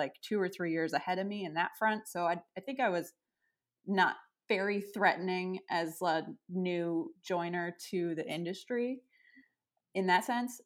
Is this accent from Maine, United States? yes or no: yes; Freeport, Maine, United States; also born or lived in Bath, Maine; I grew up in Freeport, Maine, which is about 20 minutes away from where I live now.